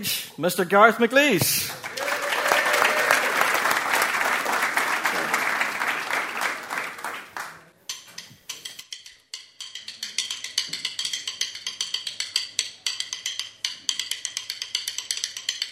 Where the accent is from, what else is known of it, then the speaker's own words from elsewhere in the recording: Northern Irish, Northern Ireland, United Kingdom; We are all Northern Irish folk